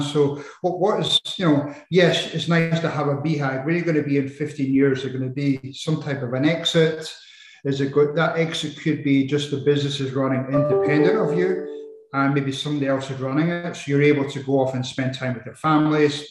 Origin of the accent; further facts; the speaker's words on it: Edinburgh, Scotland, United Kingdom; moved away as an adult; also born or lived in Arizona, United States; I uh, was brought up in Edinburgh, in Scotland